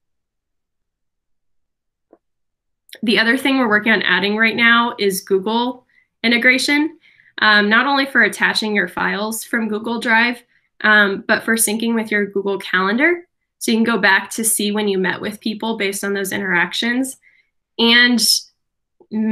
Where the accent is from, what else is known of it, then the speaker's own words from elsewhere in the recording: Brazil; moved away; my home country. I'm Brazilian.